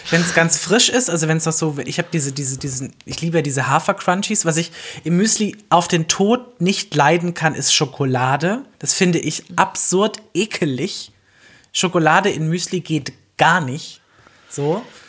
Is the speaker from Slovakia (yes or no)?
no; the South, Southern Germany, Germany; now in Berlin, Germany; ich komme halt aus dem Süden